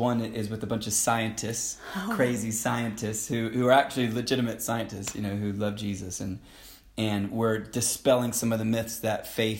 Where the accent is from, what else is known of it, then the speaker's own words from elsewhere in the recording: Jerusalem, Jerusalem District, Israel; moved away as an adult; also born or lived in Florida, United States; No, I was born in Florida. Grew up in Jerusalem, in Israel, from the age of 12 to 19. Went to Bible College in California